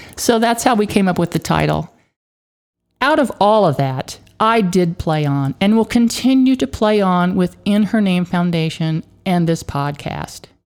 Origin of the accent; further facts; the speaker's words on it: Hays, Kansas, United States; moved away; my hometown high school in Hayes, Kansas